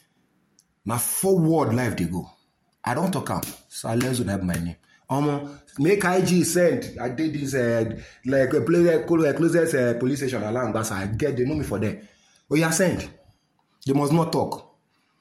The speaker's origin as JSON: {"language": "English", "country": "Nigeria", "said": "I am the proudest human being as a Nigerian"}